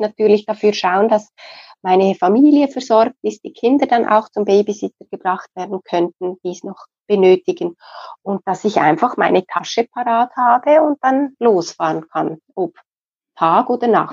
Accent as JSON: {"language": "German", "country": "Switzerland", "said": "Bei uns in der Schweiz"}